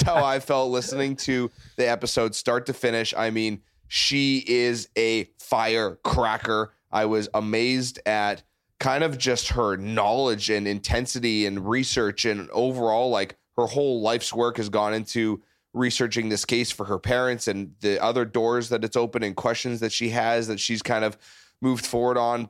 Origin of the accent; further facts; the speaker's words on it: Canada; now in United States; I've been here for fifteen years. I'm from Canada, neighboring country